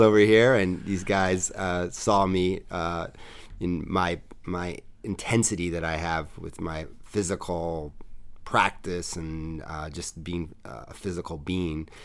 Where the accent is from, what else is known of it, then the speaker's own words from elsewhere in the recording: New York City, New York, United States; I am a true native New Yorker. I grew up in New York City.